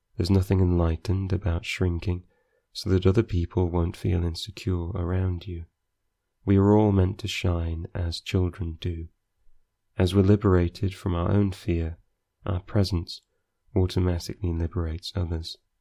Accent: Scunthorpe, Yorkshire and the Humber, United Kingdom; I am from Scunthorpe

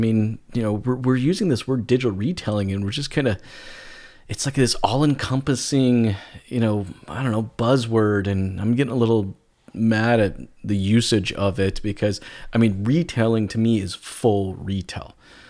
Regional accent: United States; accent: Canadian; now in Canada; And, you know, I'm not originally from Canada. I'm originally from the States. I know a lot of people are surprised when I say that because I got such a Canadian accent.

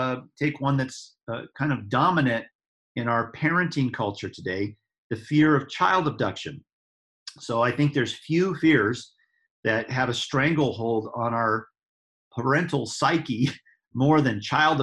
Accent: Denver, Colorado, United States; my hometown, Denver

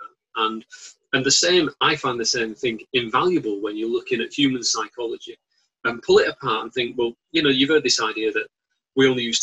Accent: Bolton, North West England, United Kingdom; as you know from my accent, I'm from Bolton

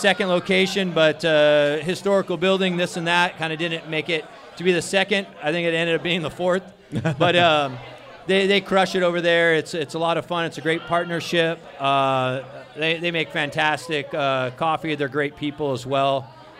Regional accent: Orange, California, United States; I live in Orange. I was born in Orange

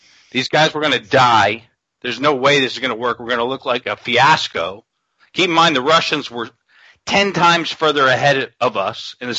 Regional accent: New York City, New York, United States; I'm from Queens, New York

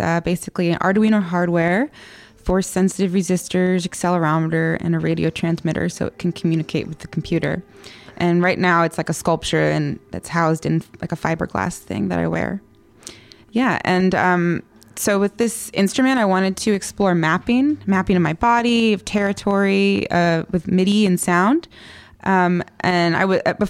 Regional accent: California, United States; I was born in California

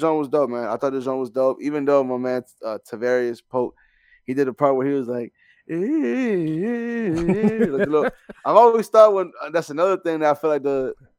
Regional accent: Canada; I'm a Canadian. So I was like, hold on, this is an actual song.

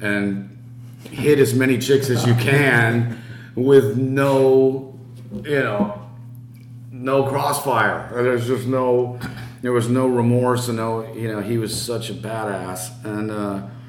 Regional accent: La Habra, California, United States; I was from La Habra

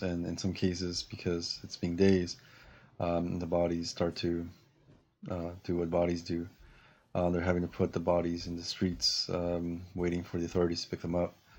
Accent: Peru; now in United States; in my country, where, where I was born in Peru

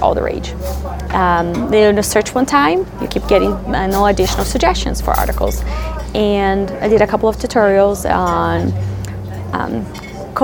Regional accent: Brazil; English is a second language; moved away as an adult; I'm being from Brazil, left Brazil now 12 years ago

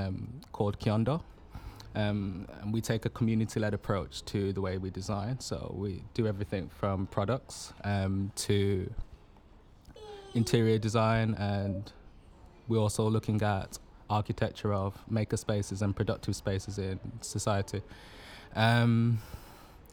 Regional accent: Birmingham, West Midlands, United Kingdom; I'm from Birmingham

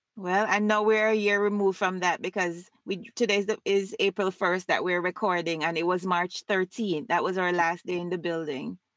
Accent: Montego Bay, Saint James, Jamaica; moved away as an adult; also born or lived in Hanover, Jamaica; now in United States; I was born in Montego Bay and spent most of my life there, but I also lived in Hanover

